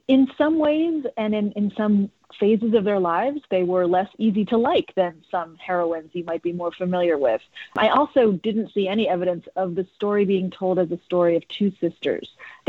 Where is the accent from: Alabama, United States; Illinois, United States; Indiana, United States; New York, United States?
New York, United States; New York City; I grew up in New York City where they practiced.